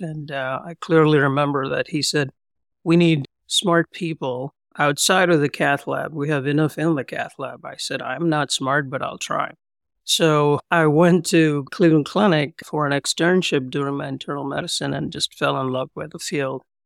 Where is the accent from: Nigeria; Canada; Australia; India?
India; Hyderabad, Telangana; moved away as an adult; also born or lived in Pune, India / Pennsylvania, United States; now in Columbus, United States; I was born and raised in India, Hyderabad, Twin Cities, Secunderabad